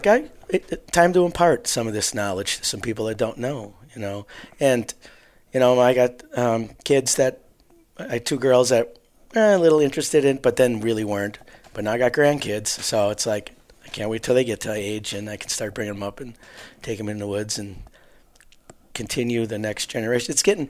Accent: Waukesha, Wisconsin, United States; We're from southeast Wisconsin, Waukesha area.

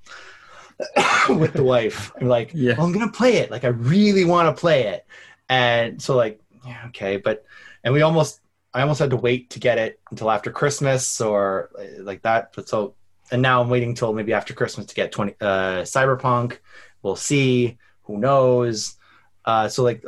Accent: Canada; I'm Canadian

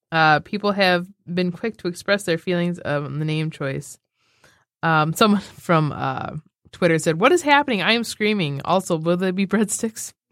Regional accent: Arkansas, United States; Italian food and growing up in Arkansas.

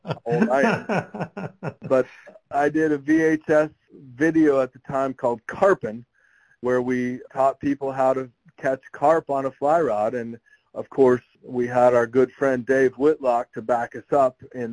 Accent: South Florida, United States; now in Columbus, United States; I grew up fishing in South Florida

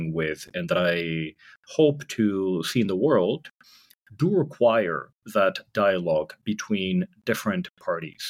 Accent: San Francisco Bay Area, California, United States; I grew up in the San Francisco Bay Area

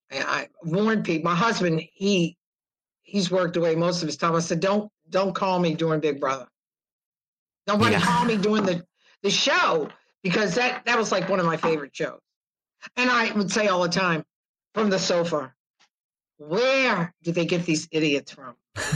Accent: New Orleans, Louisiana, United States; also born or lived in Georgia; I was born in New Orleans, raised in New Orleans, and grew up a couple of different places in Georgia.

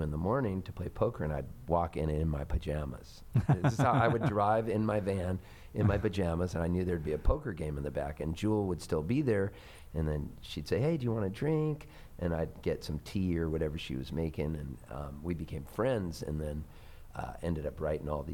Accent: Palm Springs, California, United States; moved away as an adult; also born or lived in Halifax, Nova Scotia, Canada / San Diego, California; now in Nashville, United States; I was born in Halifax, Nova Scotia, so I'm a dual citizen of the U.S. and Canada, and I've always played a lot in Canada, and then also my dad moved us when we were kids to Southern California

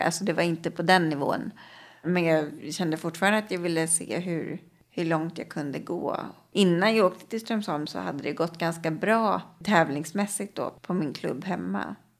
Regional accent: Stockholm, Stockholm County, Sweden; Jag är uppvuxen i Årsta, söder om Stockholm

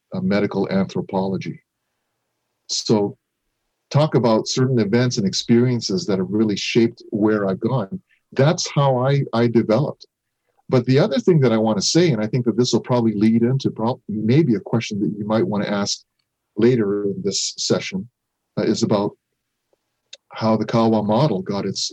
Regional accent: Japan; moved away; also born or lived in North America; me being born and raised in Japan, acculturating into North American life

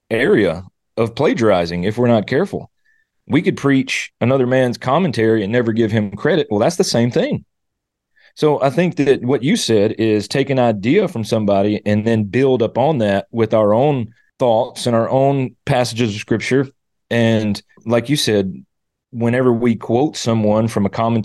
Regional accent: Mississippi, United States; now in Arkansas, United States; I'm originally from Mississippi and living here in Arkansas now. So either way, I'm a Southern

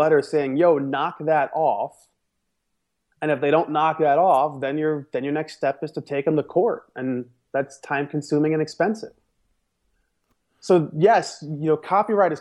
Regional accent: New York, United States; I'm from New York

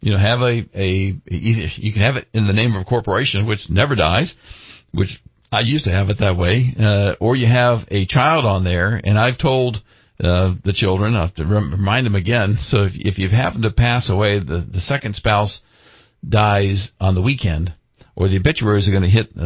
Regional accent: Ohio, United States; also born or lived in Pennsylvania; being a Midwesterner and coming from Ohio, primarily Pennsylvania and Ohio

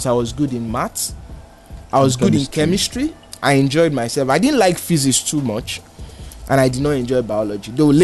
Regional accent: Lagos, Nigeria; I grew up in Oshodi.

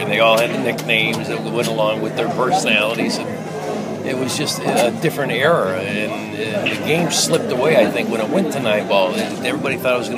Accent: Scranton, Pennsylvania, United States; I live in Scranton, Pennsylvania

